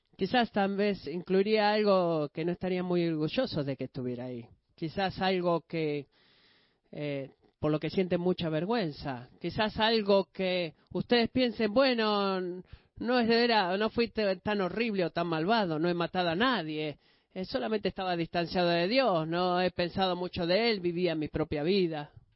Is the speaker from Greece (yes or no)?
yes; Greece; Siendo un griego